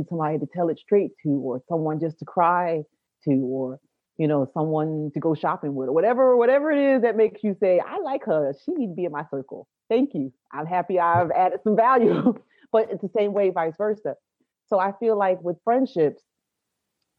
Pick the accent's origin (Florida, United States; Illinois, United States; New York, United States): New York, United States; New York City; I am from Brooklyn